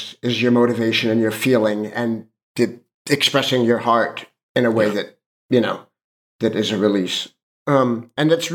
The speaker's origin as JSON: {"language": "English", "town": "Los Angeles", "region": "California", "country": "United States", "tie": "born or raised there", "said": "I grew up in Hollywood"}